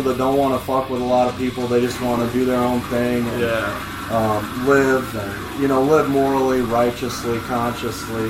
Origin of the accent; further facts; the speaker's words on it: Quad Cities, United States; moved away as an adult; also born or lived in Carbondale, Illinois; I was moving from Carbondale to back home to the Quad Cities